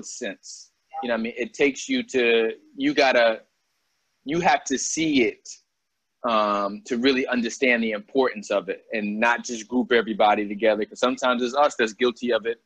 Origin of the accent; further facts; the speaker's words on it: Albany, New York, United States; moved away as an adult; growing up in Albany